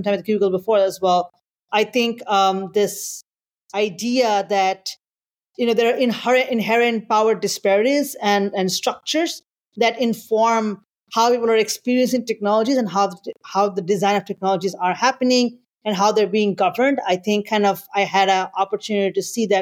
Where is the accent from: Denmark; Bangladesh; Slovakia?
Bangladesh; moved away as an adult; also born or lived in Singapore; now in United States; I'm originally from Bangladesh, and I moved to the US several years ago